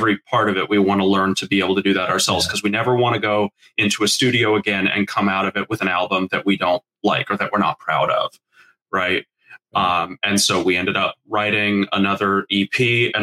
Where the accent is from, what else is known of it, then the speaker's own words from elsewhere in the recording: Charlotte, North Carolina, United States; We're from Charlotte, North Carolina